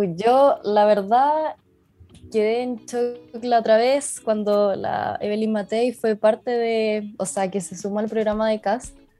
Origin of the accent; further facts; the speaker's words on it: Antofagasta, Chile; yo soy de Antofagasta